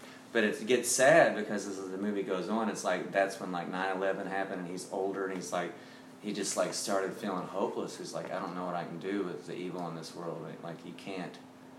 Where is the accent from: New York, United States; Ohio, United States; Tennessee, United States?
Tennessee, United States; Nashville; Great. It was a small town. It wasn't at all what it is today.